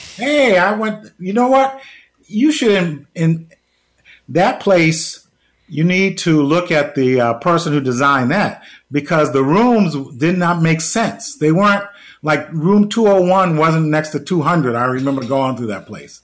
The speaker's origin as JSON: {"language": "English", "town": "New York City", "region": "New York", "country": "United States", "tie": "born or raised there", "said": "I'm from St. Albans, Queens"}